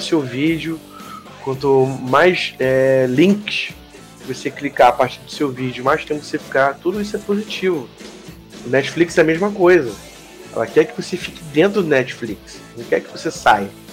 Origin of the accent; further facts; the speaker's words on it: Rio de Janeiro, Brazil; Eu sou do Rio de Janeiro, cara. Eu sou do Carioca. Eu sou um carioca.